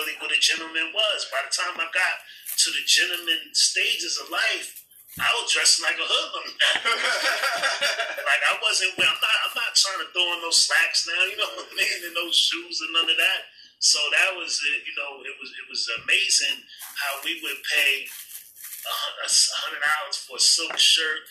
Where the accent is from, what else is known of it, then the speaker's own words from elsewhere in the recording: New York City, New York, United States; I'm from Staten Island